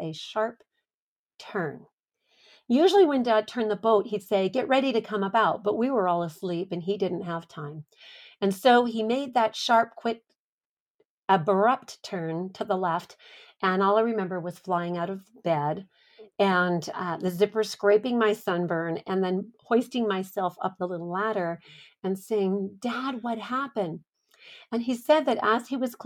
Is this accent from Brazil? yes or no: no; Los Angeles, California, United States; the San Pedro Bay, where I grew up in California